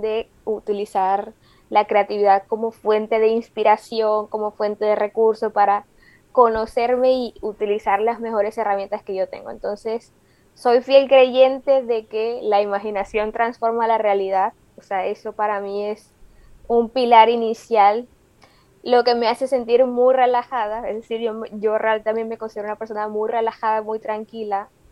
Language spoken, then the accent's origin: Spanish; Colombia; soy colombiana, joven, tengo 28